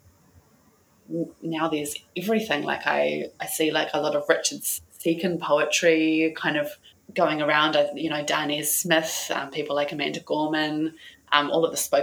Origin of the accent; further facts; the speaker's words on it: New Zealand; we grew up in New Zealand with a very British tradition of poetry